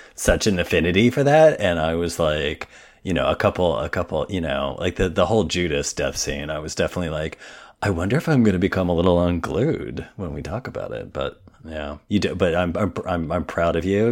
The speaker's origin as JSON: {"language": "English", "region": "Indiana", "country": "United States", "said": "I'm from Indiana"}